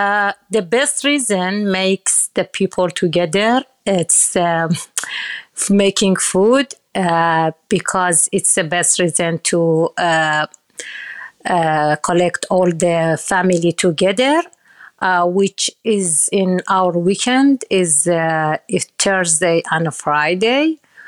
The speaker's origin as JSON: {"language": "English", "town": "Ahvaz", "region": "Khuzestan", "country": "Iran", "tie": "born or raised there", "second_language": "English", "said": "And most of the people in South Iran, Ahvaz, because we have the big river in the city, every day the people catch the fresh fish."}